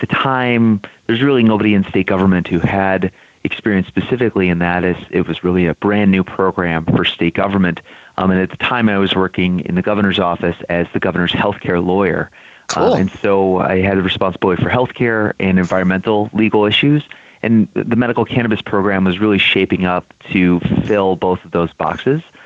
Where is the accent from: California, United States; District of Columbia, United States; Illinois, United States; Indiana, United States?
Illinois, United States; I was born and raised here in Illinois, went to college and law school here.